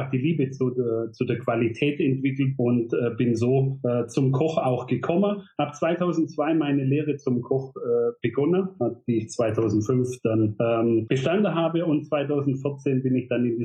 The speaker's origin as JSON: {"language": "German", "town": "Rottweil", "region": "Baden-Württemberg", "country": "Germany", "tie": "born or raised there", "said": "ich bin äh, 19 1985 in Rottweil geboren, ähm, bin auf dem Bauernhof äh, groß gewachsen"}